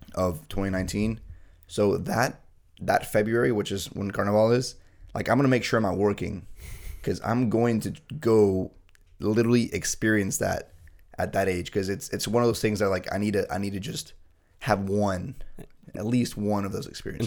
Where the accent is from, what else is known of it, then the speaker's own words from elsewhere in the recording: Bolivia; first language Spanish; English is a second language; now in United States; back in my hometown where I was born and raised